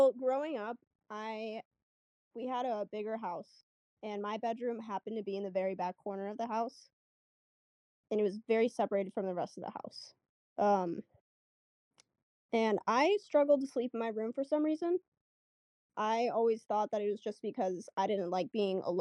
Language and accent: English; Arizona, United States; I'm from Arizona